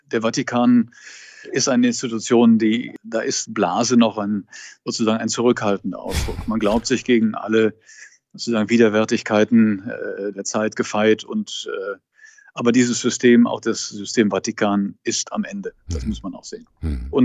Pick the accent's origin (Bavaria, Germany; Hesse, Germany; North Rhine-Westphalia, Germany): North Rhine-Westphalia, Germany; Cologne; Also, ähm, Sie wissen, ich stamme aus Köln. Ich wünsche viel in der Kirche ähm, mehr rheinischer Gelassenheit.